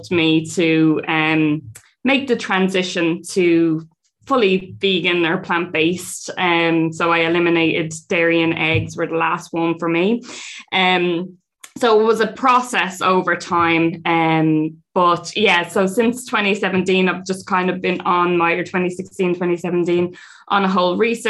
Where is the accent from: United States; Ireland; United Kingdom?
Ireland; Dublin, Leinster; two of us from Dublin, not used to farm life.